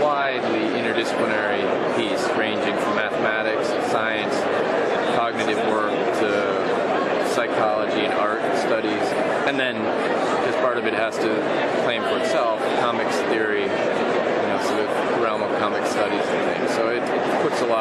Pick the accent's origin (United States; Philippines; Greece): United States; New York; I'm a New Yorker